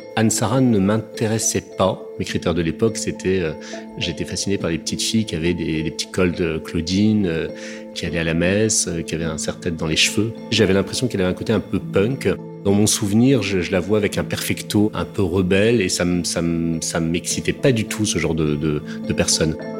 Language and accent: French; Paris, Île-de-France, France; also born or lived in French provinces (unspecified); j'ai d'abord été élevé dans une cité HLM en province. Et ensuite, à la suite de la séparation de mes parents, quand j'avais 7 ans, l'âge de raison, je me suis retrouvé dans l'hôtel particulier du 16e arrondissement de mes grands-parents maternels.